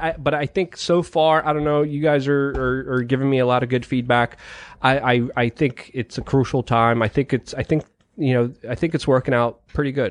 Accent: Poland; moved away; I was born in Poland

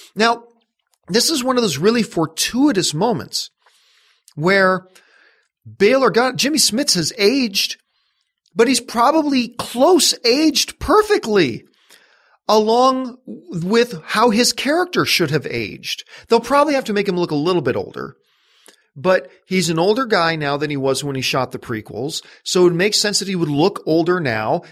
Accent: Canada; I'm Canadian

